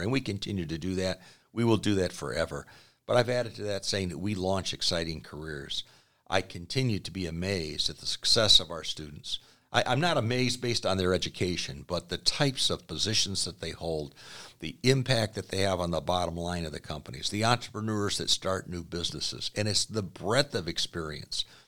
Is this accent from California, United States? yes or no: no; Aurora, Illinois, United States; I grew up in the Chicago suburbs, Aurora, Illinois